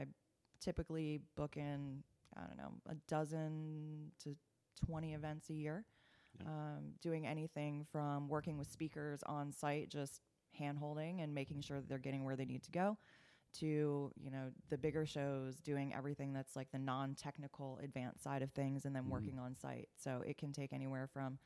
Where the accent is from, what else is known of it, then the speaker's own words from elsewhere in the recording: Maryland, United States; now in Atlanta, United States; I grew up in Maryland